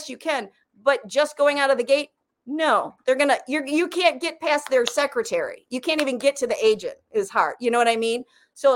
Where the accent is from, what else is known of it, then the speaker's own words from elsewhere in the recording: Michigan, United States; I come from Michigan where we had that huge tax incentive